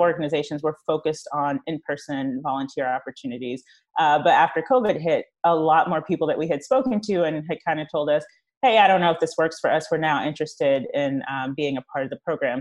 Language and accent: English; East Coast, United States; moved away as an adult; now in Los Angeles, United States; I am from the East Coast. Uh, I just moved to L A two and a half years ago